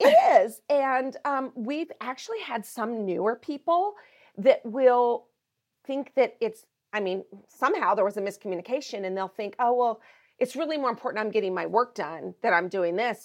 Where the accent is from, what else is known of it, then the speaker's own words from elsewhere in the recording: Montana, United States; I am originally from Montana, that's where I grew up